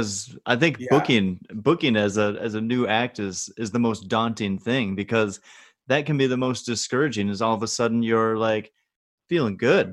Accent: Wisconsin, United States; I'm from Wisconsin

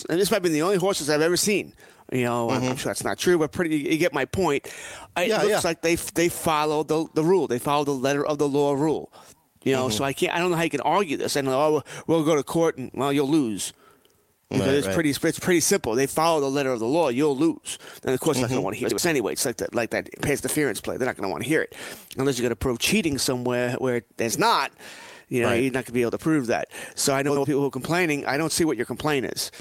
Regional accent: Elmont, New York, United States; I grew up in Elmont, which is really, really close to Belmont Racetrack

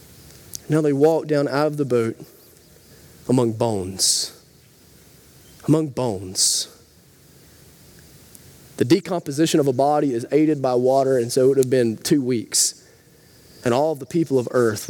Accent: Rabbit Town, United States; I grew up in Rabbit Town, lots of farms in Rabbit Town

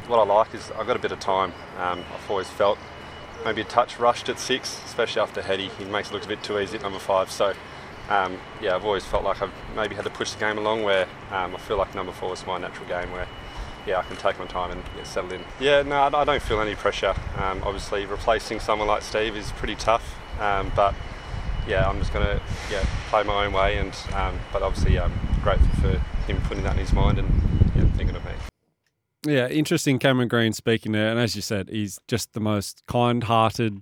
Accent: Bathurst, New South Wales, Australia; now in Sydney, Australia; I grew up in Bathurst, and uh, when I finished school when I was 17 years old, I moved to Sydney.

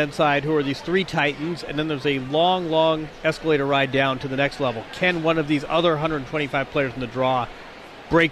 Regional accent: Indiana, United States; I'm from Indiana

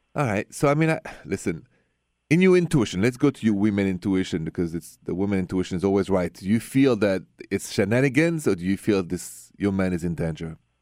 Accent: France; moved away; I'm from France

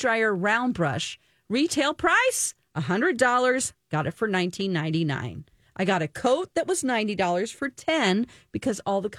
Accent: the Ozarks, United States; accent: Ozarks; My Ozarks accent.

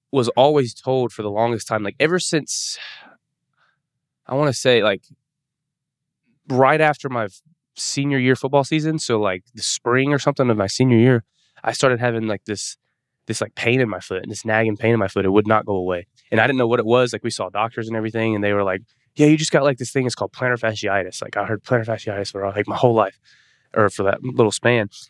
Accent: Atlanta, Georgia, United States; born there; I was born in Atlanta, and so we always went to the Braves games.

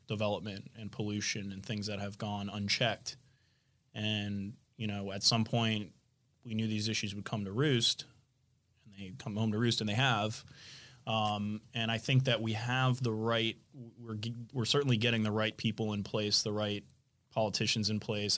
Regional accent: Florida Keys, United States; growing up in the Keys

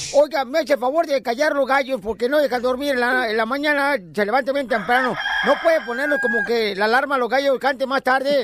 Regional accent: Mexico; now in United States; nosotros mexicanos de allá para acá

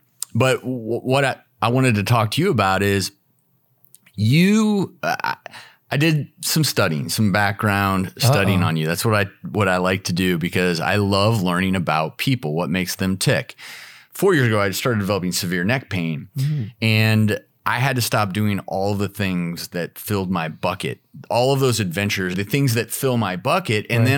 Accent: Colorado, United States; I'm originally from Colorado, and I was into whitewater kayaking and rock climbing and mountain biking.

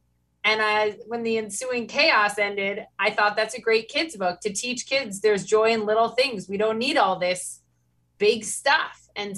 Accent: Minnesota, United States; now in New York City, United States; I'm from Minnesota. And so I'm trying to raise kids in New York City and teach them that they don't need all this big stuff and try to bring some of what I grew up with in Minnesota to New York City.

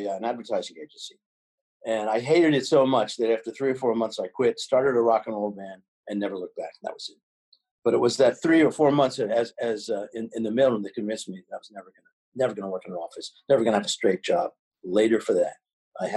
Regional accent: New York City, New York, United States; I was born in New York City. My family moved to the suburbs, and then I moved back to New York as soon as I could, back to the city.

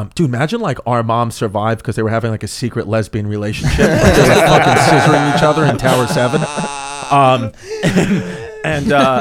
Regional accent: New York City, New York, United States; also born or lived in Staten Island; I grew up in Brooklyn.

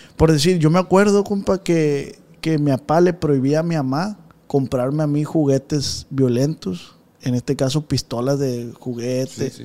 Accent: Culiacán, Sinaloa, Mexico; nosotros somos de Tierra Blanca

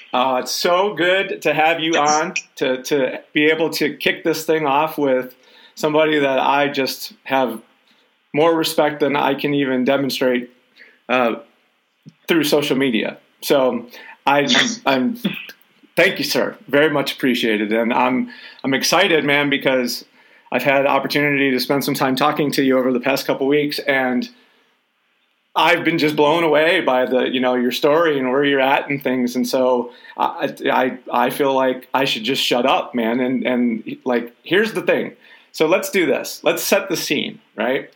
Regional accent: Detroit, Michigan, United States; I'm from Detroit

